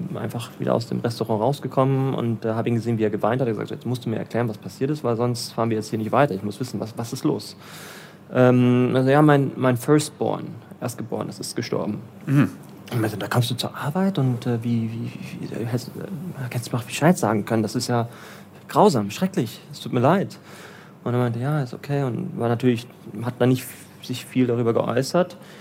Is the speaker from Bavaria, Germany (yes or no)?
yes; Bavaria, Germany; moved away as an adult; also born or lived in Berlin / Bielefeld / Portugal; now in Lagos, Nigeria; Ich bin aber in Deutschland geboren. Ähm, und ähm, typisch, ja, schön in Bayern